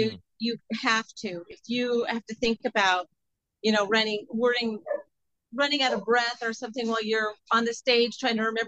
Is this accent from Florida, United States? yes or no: no; just outside of Seattle, Washington, United States; moved away as an adult; now in Nashville, United States; I grew up just outside of Seattle